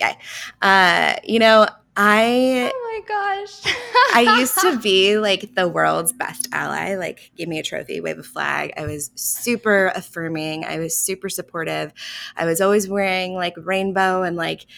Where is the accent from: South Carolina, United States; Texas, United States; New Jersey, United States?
Texas, United States; Houston; I grew up in Texas, in Houston, in the Bible Belt